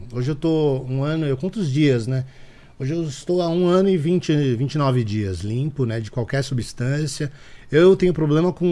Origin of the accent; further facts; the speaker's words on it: São Paulo, Brazil; born there; Eu nasci em São Paulo, cara. Zona Norte, Casa